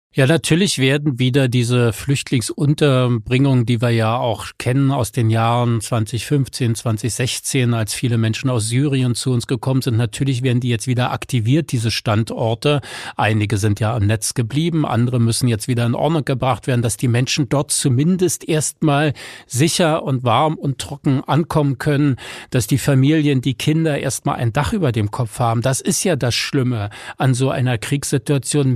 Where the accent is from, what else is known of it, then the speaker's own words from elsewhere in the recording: Berlin, Germany; wir eben auch in einer eingemauerten, aber trotzdem ja freien Stadt, was Rechte anbelangte, leben konnten